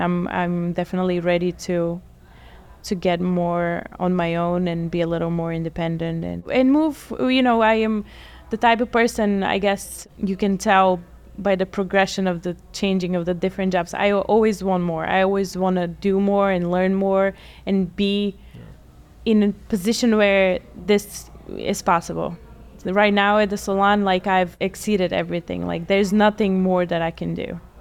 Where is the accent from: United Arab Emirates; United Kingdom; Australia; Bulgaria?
Bulgaria; also born or lived in Atlantic City, United States; now in United States; I am originally from Bulgaria. I've been in the States for about 18 years now.